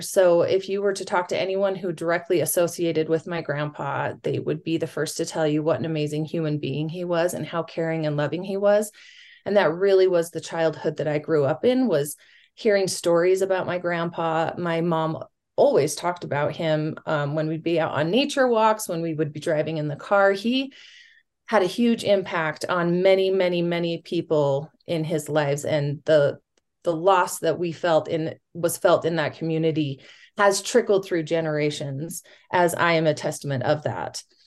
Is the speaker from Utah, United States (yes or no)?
yes; West Jordan, Utah, United States; I grew up in West Jordan, at going to public schools